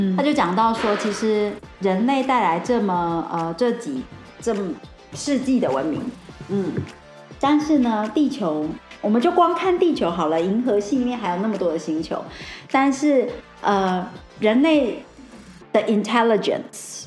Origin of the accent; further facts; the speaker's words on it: Taiwan; 我觉得我们台湾人真的很可爱，我觉得我们也非常有能力，也很有创创意。